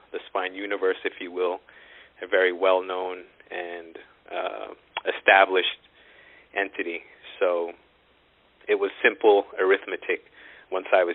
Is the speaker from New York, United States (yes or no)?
yes; New York City, New York, United States; moved away as an adult; also born or lived in Long Island / Philadelphia; now in Dallas, United States; I was born in Brooklyn.